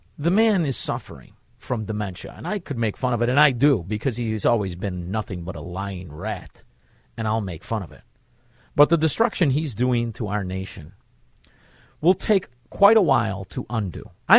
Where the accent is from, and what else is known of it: Melrose Park, Illinois, United States; born or raised there